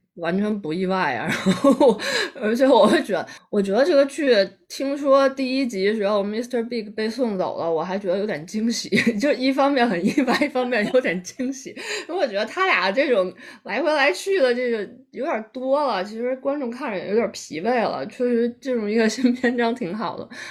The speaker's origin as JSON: {"language": "Chinese", "country": "China", "said": "我们中国人有一个，有一个观念是入土为安"}